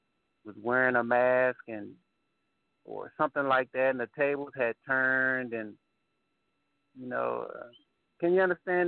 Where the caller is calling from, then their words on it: Killeen, Texas, United States; I'm calling from Killeen, Texas.